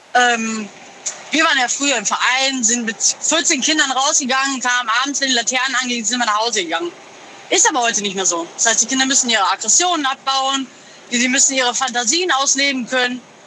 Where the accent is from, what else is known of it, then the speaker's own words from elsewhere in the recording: Moers, North Rhine-Westphalia, Germany; Ich komme aus Mörs, Nordrhein-Westfalen